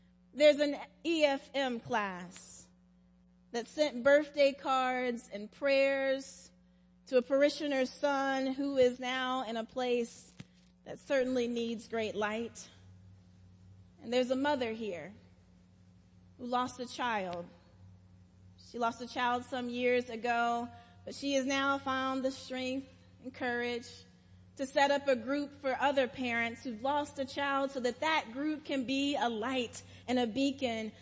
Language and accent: English; South Carolina, United States; now in Atlanta, United States; When I was growing up in South Carolina